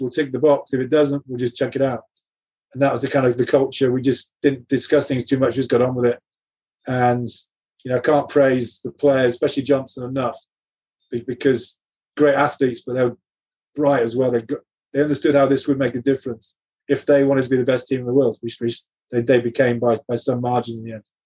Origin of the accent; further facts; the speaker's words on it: England, United Kingdom; as an Englishman